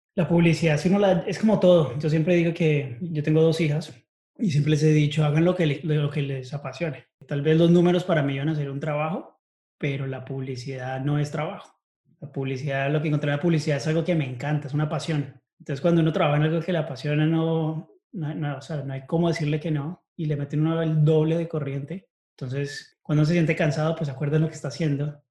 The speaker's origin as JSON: {"language": "Spanish", "region": "Bogotá", "country": "Colombia", "tie": "born or raised there", "also_born_or_lived": "United States", "moved": "as an adult", "lives_now": "Chicago, United States", "said": "Nací en Bogotá y estudié allá hasta que me gradué del colegio. Después me vine para Estados Unidos"}